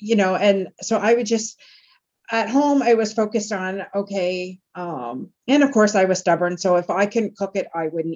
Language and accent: English; Tilbury, Ontario, Canada; I grew up in Tilbury, Ontario in those days.